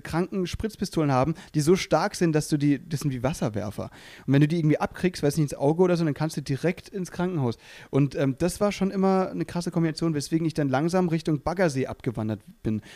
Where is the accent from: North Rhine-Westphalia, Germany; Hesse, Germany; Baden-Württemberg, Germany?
Baden-Württemberg, Germany; near Freiburg; also born or lived in Müllheim; now in Berlin, Germany; ich komme ja da eben aus der Nähe von Freiburg